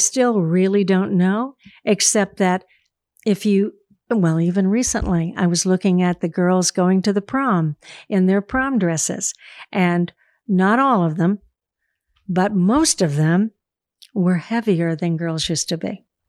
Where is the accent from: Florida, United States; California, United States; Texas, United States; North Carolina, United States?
Florida, United States; Daytona Beach; I'm from Daytona Beach, Florida.